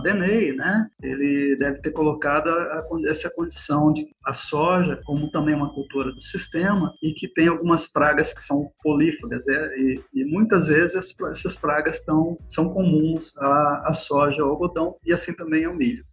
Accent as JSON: {"language": "Portuguese", "region": "Paraná", "country": "Brazil", "also_born_or_lived": "Jaboticabal, São Paulo / Campina Grande, Paraíba", "moved": "as an adult", "lives_now": "Goiânia, Brazil", "said": "no Paraná eu sou paranaense"}